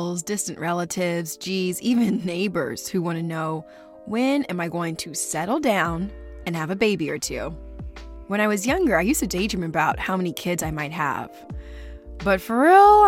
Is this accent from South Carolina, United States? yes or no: no; California, United States; my home state, California